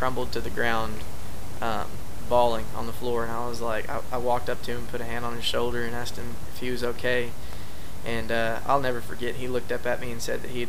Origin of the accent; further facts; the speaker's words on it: Coupland/Type area, between Elgin and Taylor, east of Austin, Texas, United States; my hometown is right now. Is we've got Samsung coming in right out there.